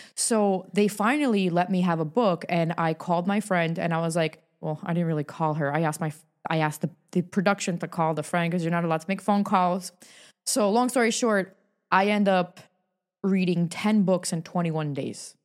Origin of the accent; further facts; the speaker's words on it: New York, United States; moved away as an adult; now in Hollywood, United States; I'm born and raised in New York